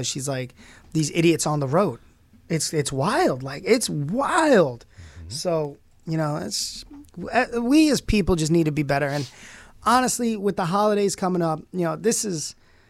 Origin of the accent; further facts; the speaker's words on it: New York City, New York, United States; moved away as an adult; also born or lived in Brockport, New York / Orange County, New York; now in Rochester, United States; I'm from Brooklyn